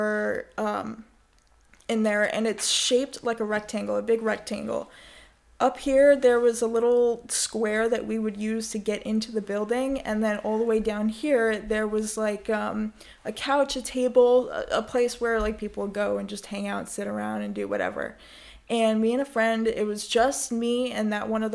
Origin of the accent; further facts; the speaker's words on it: New York, United States; I'm from New York. I've always been from New York. I've... you know, live my entire life in New York.